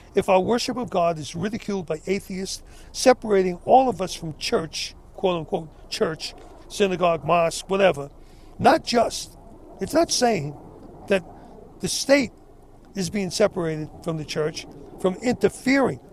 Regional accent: United States; I'm an American. I love my country.

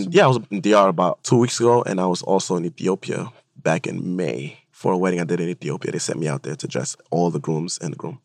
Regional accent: Honduras; moved away; I'm being from Honduras

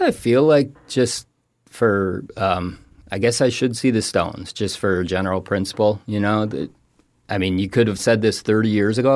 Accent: Toledo, Ohio, United States; moved away as an adult; also born or lived in Rochester, New York / Laramie, Wyoming; now in Florida, United States; I grew up in Toledo, Ohio

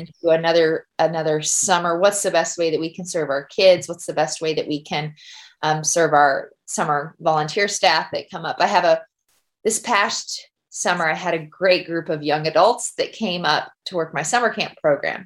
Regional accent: Gibbon, Nebraska, United States; moved away as an adult; now in Kodiak, United States; my home church, Gibbon, Nebraska.

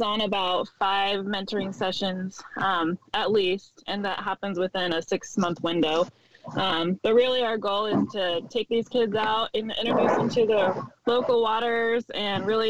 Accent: Coeur d'Alene, Idaho, United States; I'm from Coeur d'Alene, Idaho

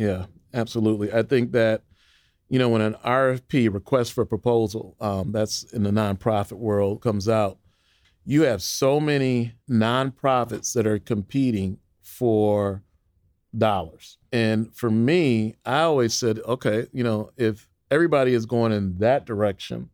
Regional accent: Waukegan, Illinois, United States; also born or lived in North Chicago, Illinois; I grew up in Waukegan, Illinois, in North Chicago as well

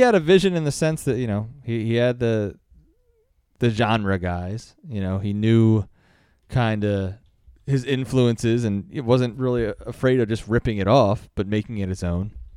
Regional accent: United States; I'm American

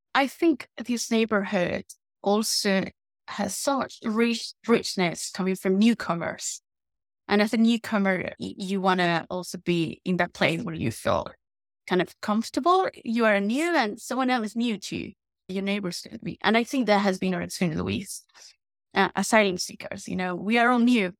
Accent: Guatemala; moved away as an adult; also born or lived in Spain; now in London, United Kingdom; I'm from Guatemala and I grew up in Guatemala and in Spain. I moved to the U K in two thousand nineteen

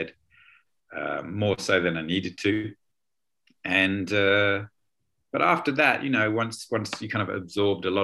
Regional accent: London, United Kingdom; moved away as an adult; also born or lived in Chiang Mai, Thailand; now in Leipzig, Germany; I'm originally from London in the UK.

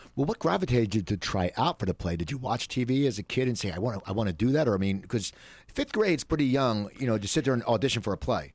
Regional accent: near Philadelphia, Pennsylvania, United States; also born or lived in North Hollywood; now in Los Angeles, United States; me growing up near Philadelphia

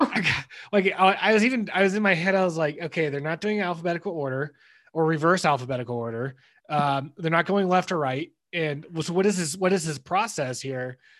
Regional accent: California, United States; now in Denver, United States; we grew up you and I grew up in California

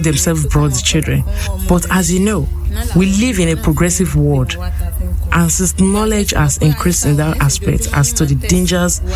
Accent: Ilorin, Kwara, Nigeria; I'm from Sokoto Aloba here in Ilorin, Kwara State

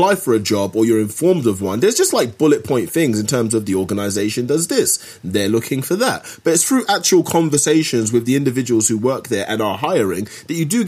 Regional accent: United Kingdom; me being a Brit

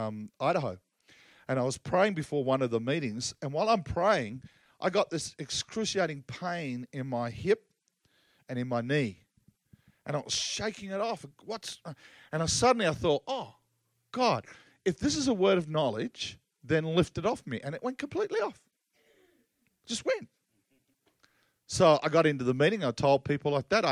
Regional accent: Australia; I'm Aussie

